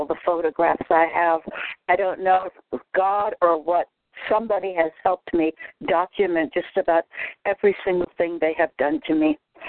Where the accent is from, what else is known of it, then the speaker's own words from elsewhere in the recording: Vermont, United States; moved away as an adult; also born or lived in Bay Area, California; I just skedaddled on back here to where I grew up in Vermont